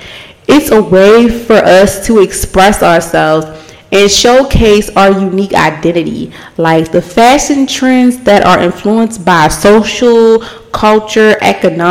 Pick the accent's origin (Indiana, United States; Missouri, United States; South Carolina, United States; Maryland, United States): Maryland, United States; Baltimore; I'm born and raised in Baltimore.